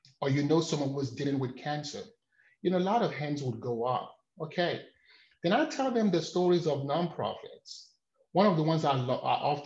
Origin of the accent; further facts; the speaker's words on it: Nigeria; moved away; I'm from Nigeria.